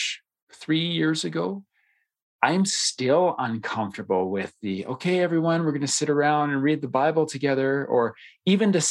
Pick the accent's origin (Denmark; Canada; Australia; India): Canada; I happen to be the only Canadian cat in it, and so I get made fun of for my accent all the time